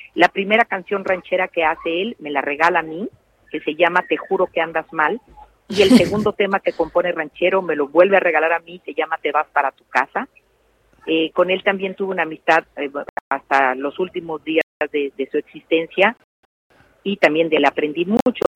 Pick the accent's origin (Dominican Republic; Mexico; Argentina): Mexico; como mexicana orgullosa de serlo